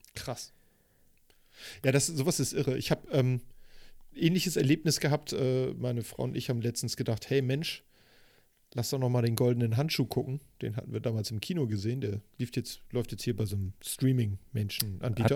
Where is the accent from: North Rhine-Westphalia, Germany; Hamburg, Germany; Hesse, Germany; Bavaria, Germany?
Hamburg, Germany; Ich bin ja in Eppendorf groß geworden